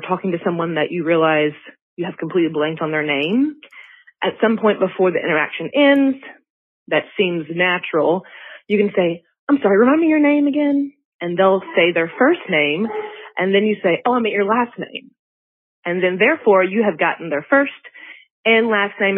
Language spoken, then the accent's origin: English; Mississippi, United States; I'm from Mississippi